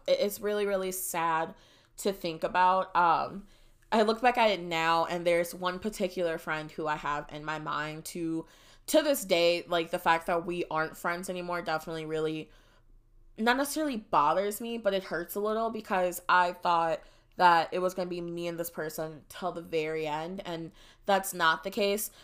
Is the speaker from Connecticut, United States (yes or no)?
no; Wisconsin, United States; moved away as an adult; now in Texas, United States; growing up in Wisconsin.